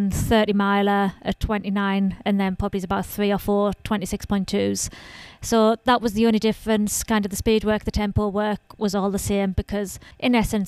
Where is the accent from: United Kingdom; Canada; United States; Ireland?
United Kingdom; Sunderland, North East England; I'm from Sunderland in northeast of England.